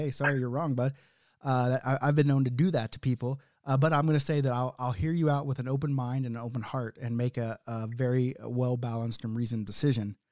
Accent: Oklahoma, United States; now in Canada; I'm from Oklahoma

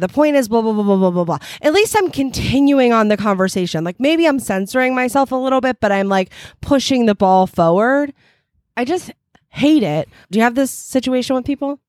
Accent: New Jersey, United States; also born or lived in Philadelphia, Pennsylvania; I grew up in New Jersey

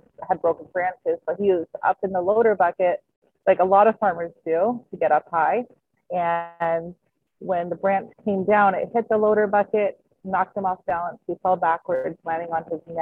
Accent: Alberta, Canada; moved away as an adult; now in Michigan, United States; I grew up in Alberta, Canada.

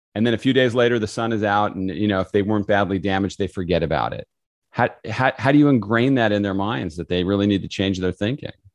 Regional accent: California, United States; moved away; I grew up in California

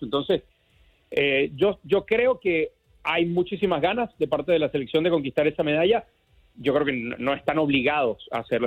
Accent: Venezuela; como decimos en Venezuela, en mi tierra

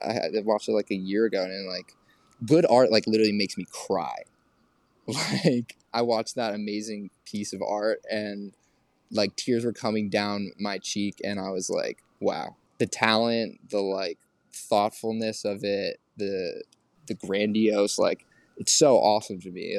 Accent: New York City, New York, United States; also born or lived in Oregon; we all grew up here

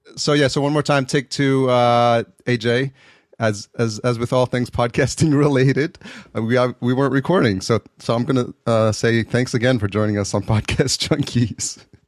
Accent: New York City, New York, United States; moved away; I'm from New York originally

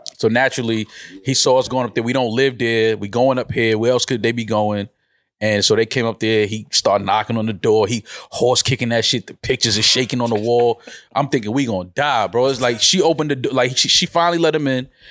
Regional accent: New York, United States; moved away; I'm from New York

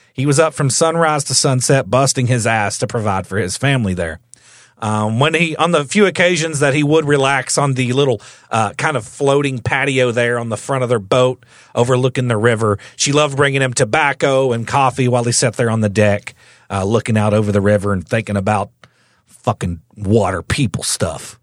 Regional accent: the South, United States; growing up in the South

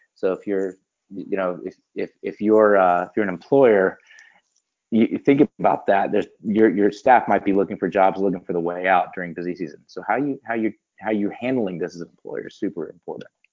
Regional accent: Pensacola, Florida, United States; I'm in Pensacola, Florida. So Pensacola okay. is my hometown.

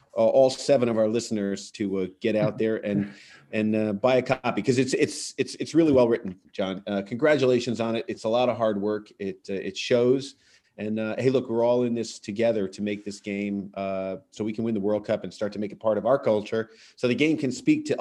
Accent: Ireland; I'm Irish

